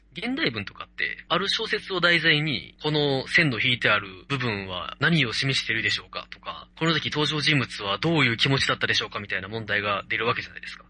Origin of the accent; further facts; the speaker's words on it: Kansai, Japan; accent: Kansai dialect; 関西の人間なので